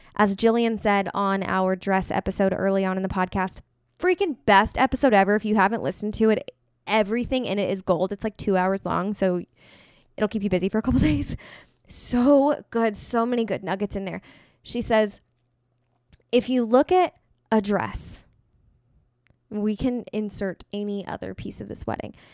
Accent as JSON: {"language": "English", "region": "Kansas", "country": "United States", "said": "I'm from Kansas."}